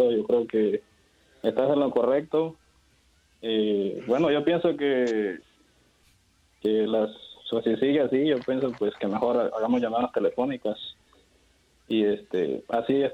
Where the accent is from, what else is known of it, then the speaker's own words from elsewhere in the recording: San Pedro Sula, Cortés, Honduras; moved away; mi país, San Pedro Sula.